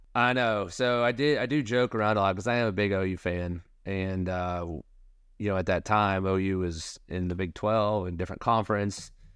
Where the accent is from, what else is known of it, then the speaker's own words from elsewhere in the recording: Tulsa, Oklahoma, United States; I was born in Oklahoma City, grew up in Tulsa